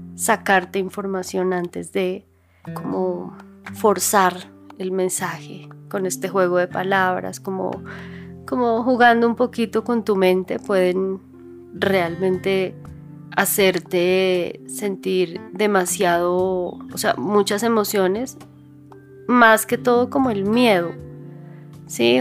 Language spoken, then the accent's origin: Spanish; Bogotá, Colombia; Un barrio normal en Bogotá, clase media, o sea, vivíamos tranquilos